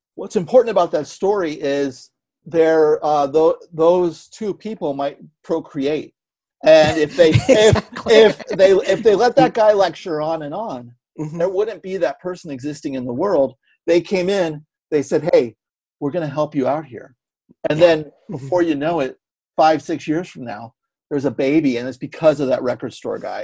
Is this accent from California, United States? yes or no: yes; San Francisco Bay Area, California, United States; growing up in San Francisco